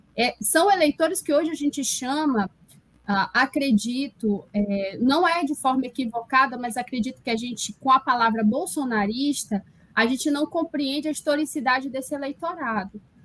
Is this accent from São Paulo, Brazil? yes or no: no; Parintins, Amazonas, Brazil; moved away as an adult; also born or lived in São Carlos, Brazil; now in Jena, Germany; eu sou da cidade de Parintins, interior do Amazonas, com muito orgulho